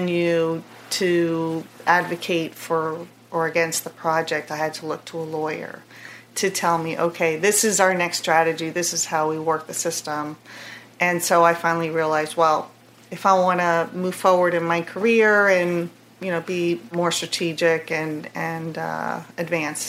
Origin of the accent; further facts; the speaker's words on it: San Juan, Puerto Rico; moved away as an adult; also born or lived in Miami; now in Atlanta, United States; Not by blood, but born and raised there. My parents are from New York and just happened to have a business down there, and I grew up there